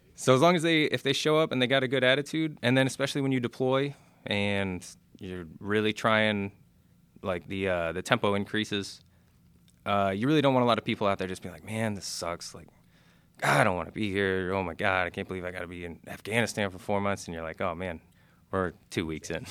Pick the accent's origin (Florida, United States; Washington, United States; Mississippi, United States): Florida, United States; Clearwater; moved away; I'm from Clearwater, Florida.